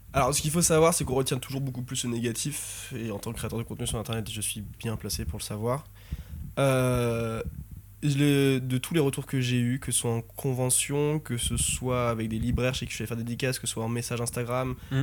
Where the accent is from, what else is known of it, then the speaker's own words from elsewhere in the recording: France; on est français